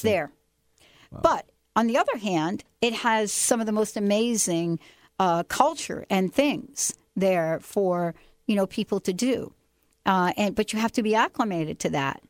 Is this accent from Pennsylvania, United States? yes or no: no; New York, United States; now in Seattle, United States; growing up in New York